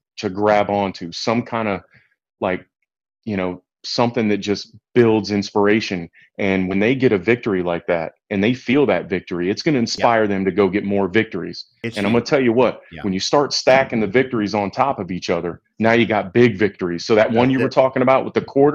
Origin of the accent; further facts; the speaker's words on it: Ohio, United States; I'm from Ohio and went to Ohio State.